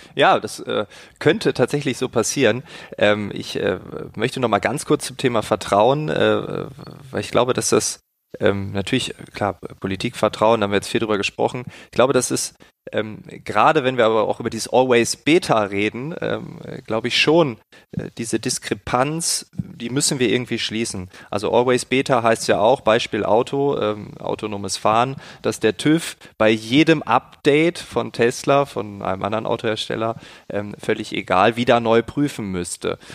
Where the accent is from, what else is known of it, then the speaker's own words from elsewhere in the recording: Germany; bei uns in Deutschland